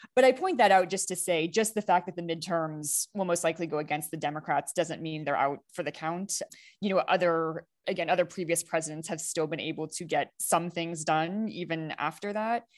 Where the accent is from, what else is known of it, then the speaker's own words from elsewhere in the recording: United States; as an American citizen and voter